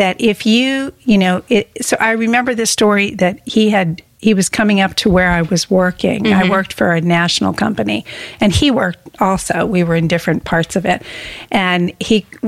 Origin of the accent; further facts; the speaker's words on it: Coopersburg, Pennsylvania, United States; moved away as an adult; also born or lived in New Jersey / New Hill, North Carolina; now in North Carolina, United States; I grew up in Coopersburg, Pennsylvania